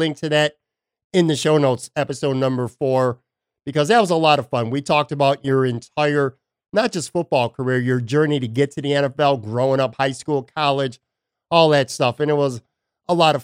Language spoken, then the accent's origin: English; Buffalo, New York, United States; now in Florida, United States; my hometown, Buffalo, New York